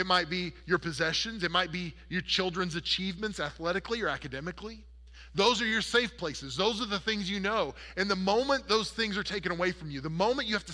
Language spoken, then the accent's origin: English; Oklahoma, United States; I grew up in Oklahoma, where the wind comes sweeping down the plain